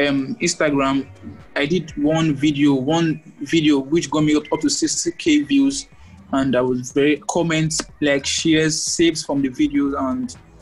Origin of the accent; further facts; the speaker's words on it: Abia, Nigeria; also born or lived in Akwa Ibom; I'm from Abia State.